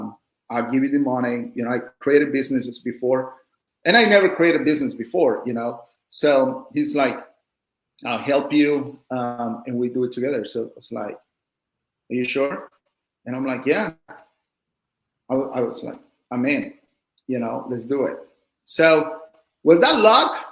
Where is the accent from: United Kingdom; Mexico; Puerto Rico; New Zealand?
Mexico; now in United States; I'm from Mexico